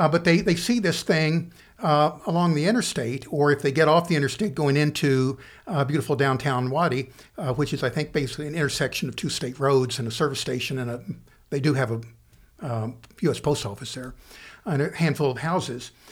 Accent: Central City, Kentucky, United States; moved away as an adult; also born or lived in Danville, Kentucky / Owensboro, Kentucky / Lexington, Kentucky / Richmond, Kentucky; I grew up in Muhlenberg County in Central City

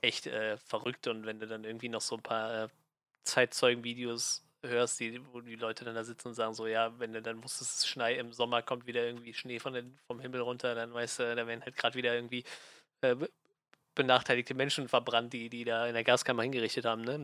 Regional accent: Germany; als, äh, als Deutscher

